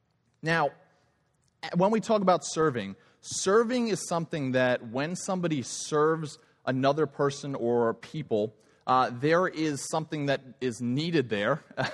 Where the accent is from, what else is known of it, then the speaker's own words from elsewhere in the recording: Long Island, New York, United States; I grew up in Long Island, New York. I say some words funny.